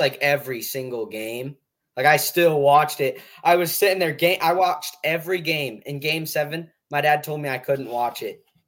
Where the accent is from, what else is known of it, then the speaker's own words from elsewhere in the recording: Burlington, Iowa, United States; I'm from Iowa